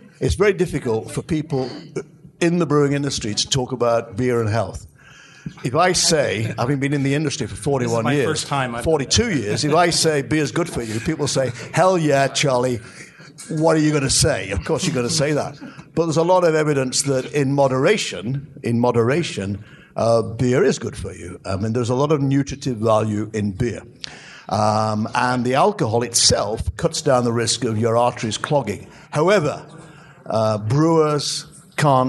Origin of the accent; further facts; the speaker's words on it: England, United Kingdom; now in United States; I'm English